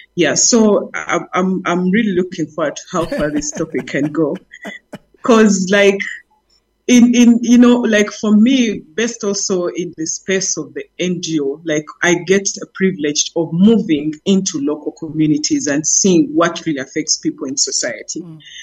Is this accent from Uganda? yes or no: yes; Uganda; I'm from Uganda